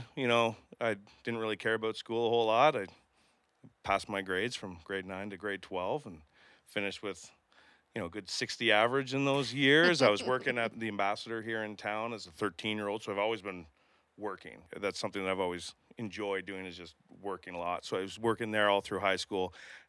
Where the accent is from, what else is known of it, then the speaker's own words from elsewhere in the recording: Kingston, Ontario, Canada; I was born here in Kingston. I grew up in Strathcona Park. Actually, we moved four times and it was all in Strathcona Park, just from yard to yard, it felt like.